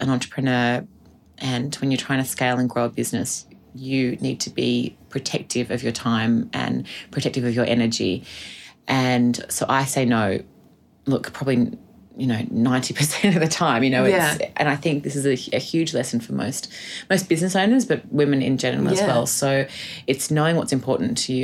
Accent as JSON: {"language": "English", "country": "Australia", "said": "as Australian women"}